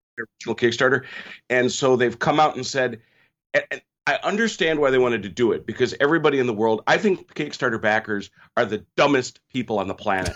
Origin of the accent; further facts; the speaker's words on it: United States; I'm an American. I always have been.